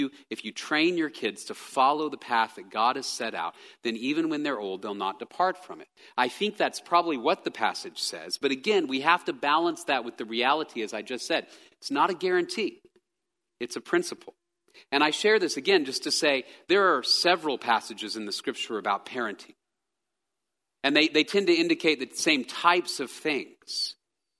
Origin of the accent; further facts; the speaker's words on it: Texas, United States; I am a Texan. I grew up in Texas